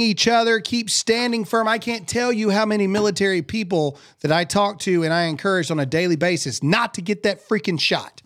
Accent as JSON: {"language": "English", "region": "Mississippi", "country": "United States", "said": "I'm from Mississippi."}